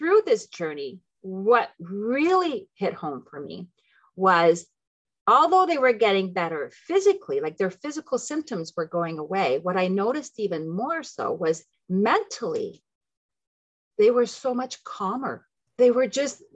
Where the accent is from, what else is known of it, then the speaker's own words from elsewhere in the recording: Ottawa, Ontario, Canada; also born or lived in Tunisia / Philippines; I am French Canadian. That's where the French name comes from. But I was raised in both languages, so I'm perfectly bilingual. I'm from Ottawa, Ontario